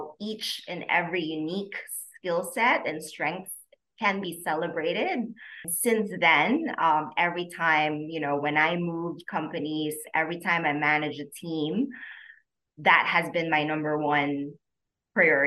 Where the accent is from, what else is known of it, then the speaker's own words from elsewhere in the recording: Philippines; moved away as an adult; also born or lived in Hong Kong; now in Singapore; I am originally from the Philippines. I grew up there actually and moved to Singapore after a while to take my master's